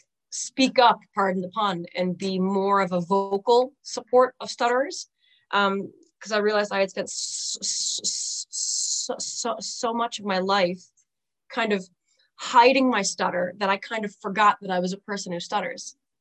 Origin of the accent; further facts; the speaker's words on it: Newfoundland and Labrador, Canada; I am a local, born and raised in Newfoundland